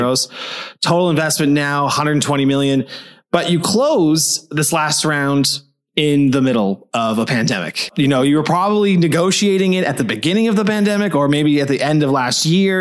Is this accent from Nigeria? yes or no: no; Toronto, Ontario, Canada; now in Berlin, Germany; I'm an East Coast guy. I'm from Toronto